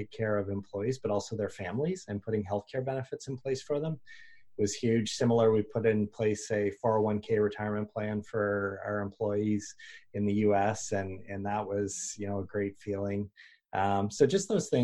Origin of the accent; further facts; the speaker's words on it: Canada; being a Canadian